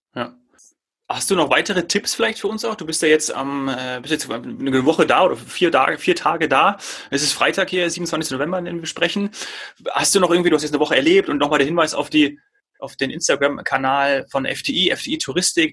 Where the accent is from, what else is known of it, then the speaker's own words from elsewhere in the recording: Germany; hier bei uns in Deutschland